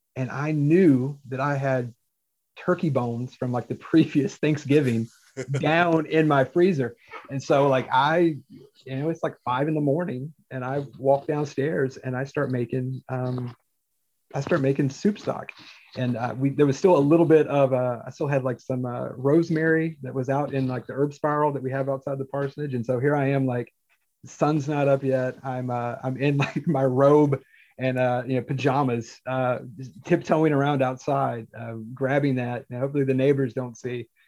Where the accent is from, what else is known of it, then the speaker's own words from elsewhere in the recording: Forsyth County, Piedmont Triad, Western North Carolina, United States; I grew up in Western North Carolina